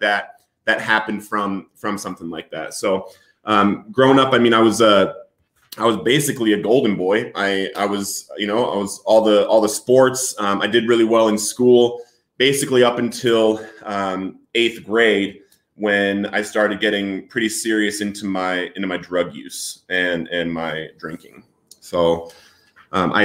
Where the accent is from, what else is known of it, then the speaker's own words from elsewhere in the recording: Littleton, Colorado, United States; also born or lived in San Diego, California; I was born in San Diego, but I grew up in Littleton, Colorado